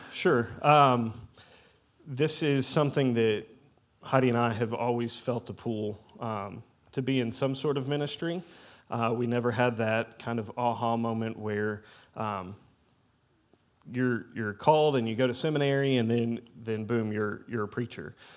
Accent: Louisville, Kentucky, United States; moved away as an adult; also born or lived in Indiana; now in Southern Illinois, United States; I'm originally from Louisville, Kentucky

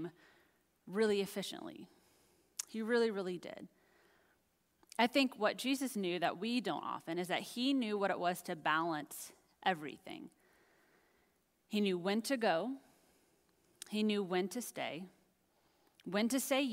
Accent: United States; also born or lived in Dallas, Texas; being an American, and especially here in Dallas

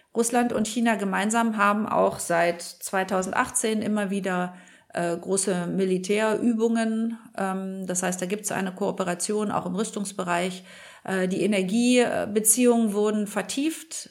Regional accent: Germany; wir als Deutsche

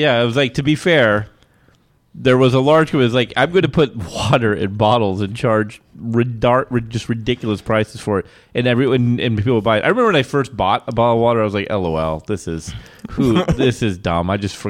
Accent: Eastern Washington, United States

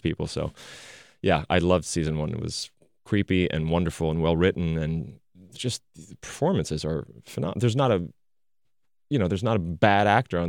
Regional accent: France; moved away; Growing up in France

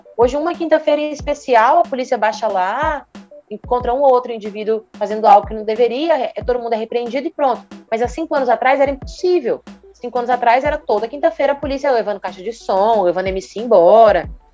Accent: Rondonópolis, Mato Grosso, Brazil; moved away as an adult; now in Cuiabá, Brazil; Sou natural de Rondonópolis

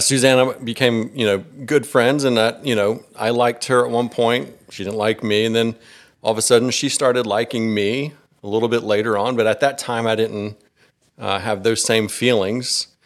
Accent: Gwinnett County, Georgia, United States; I was born and raised here in Georgia. You know, I've, I've lived in Gwinnett County my whole life

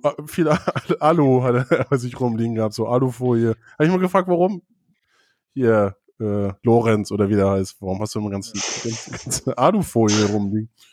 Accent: Schleswig-Flensburg district, Schleswig-Holstein, Germany; now in Hamburg, Germany; aus dem Kreis Schleswig-Flensburg, wo ich herkomme.

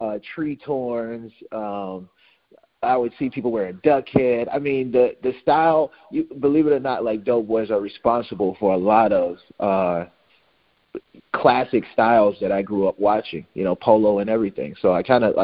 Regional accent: Alexandria, Louisiana, United States; moved away; also born or lived in Fort Polk, Louisiana; I was born in Fort Polk because my dad was in the service, but we grew up in Alexandria, and we stayed in the projects

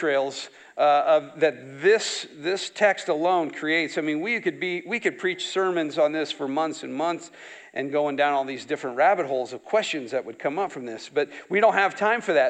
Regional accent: near Saterville, Iowa, United States; I grew up not far from here. a few miles down that way

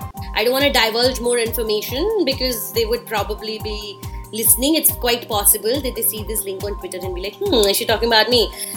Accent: Delhi, India; I'm from Delhi and I've been doing radio for so many years

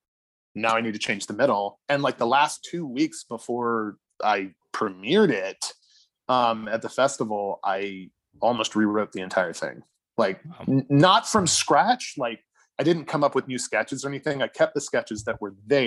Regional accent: Charleston, South Carolina, United States; moved away; I'm from Charleston originally

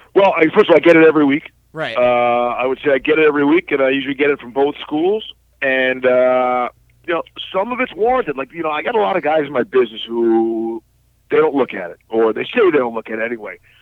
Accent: New York City, New York, United States; I'm from New York City

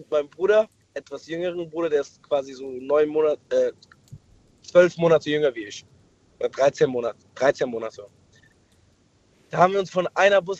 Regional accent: Frankfurt, Hesse, Germany; Ich komme aus Frankfurt.

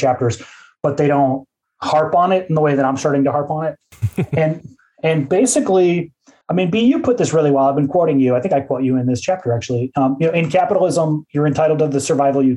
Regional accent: Midwest, United States; my disposition as a Midwesterner

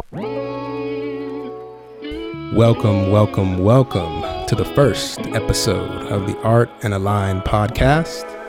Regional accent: Tulsa, Oklahoma, United States; moved away as an adult; also born or lived in Detroit, Michigan; now in Los Angeles, United States; born and raised in Detroit, Michigan. Uh, moved to Tulsa, Oklahoma when I was a wee child, and then came out to L A about ten years ago

